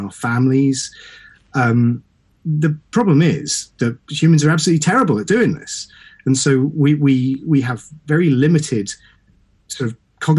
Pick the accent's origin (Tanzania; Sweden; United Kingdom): United Kingdom; Suffolk, East of England; I'm from East Anglia